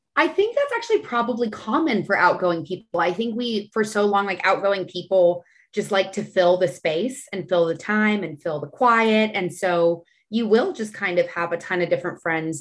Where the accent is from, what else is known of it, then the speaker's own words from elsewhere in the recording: San Antonio, Texas, United States; now in Austin, United States; I'm from San Antonio.